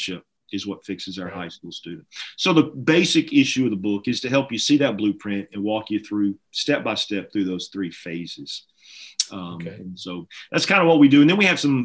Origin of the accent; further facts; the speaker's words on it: Alabama, United States; I'm from Alabama.